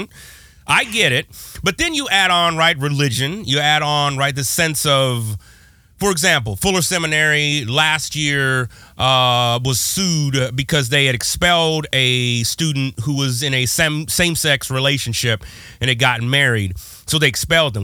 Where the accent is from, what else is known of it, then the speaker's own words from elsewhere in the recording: West Coast, United States; I'm from the West Coast